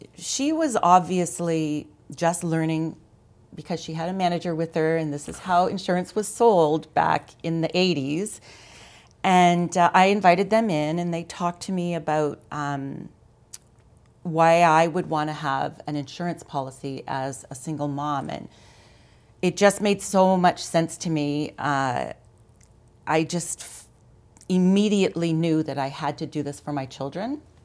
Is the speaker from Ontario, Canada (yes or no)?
yes; London, Ontario, Canada; also born or lived in Mont-Tremblant, Quebec; now in Ottawa, Canada; I, I'm from Ontario. I grew up in London. I, uh, lived in London for, you know, until I was twenty-three.